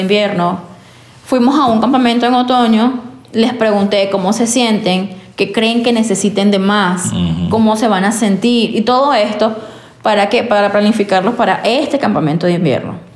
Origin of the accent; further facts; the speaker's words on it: Venezuela; now in United States; Somos venezolanos, inmigrantes haciendo vida en Estados Unidos